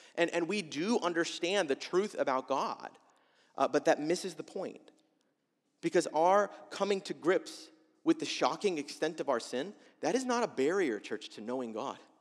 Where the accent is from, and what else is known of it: United States